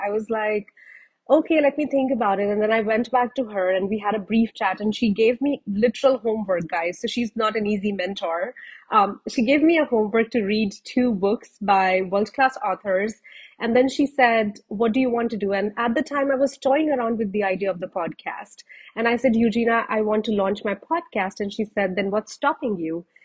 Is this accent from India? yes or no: yes; India; moved away as an adult; now in Canada; I moved back from Canada to India to get married